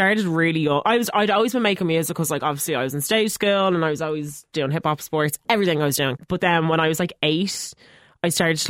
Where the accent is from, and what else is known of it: Dublin, Leinster, Ireland